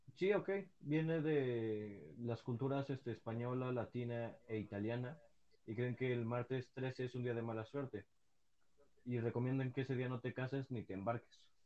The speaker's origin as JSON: {"language": "Spanish", "country": "Mexico", "said": "somos los mexicanos"}